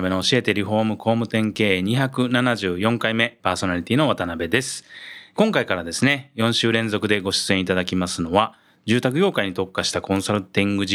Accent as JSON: {"language": "Japanese", "region": "Shiga", "country": "Japan", "tie": "born or raised there", "said": "生まれも育ちも滋賀県ですね。"}